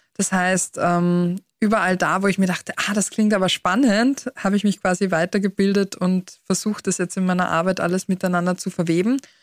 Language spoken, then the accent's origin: German; Austria; bei uns in Österreich